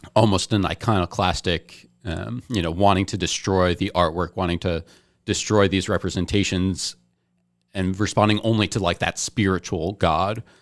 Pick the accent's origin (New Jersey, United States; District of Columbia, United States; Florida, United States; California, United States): New Jersey, United States; I was born in New Jersey